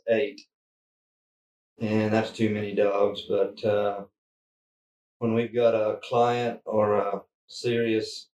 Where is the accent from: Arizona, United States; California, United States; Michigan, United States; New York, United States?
Arizona, United States; Globe; now in Cedar City, United States; I was born and raised down in Globe, Arizona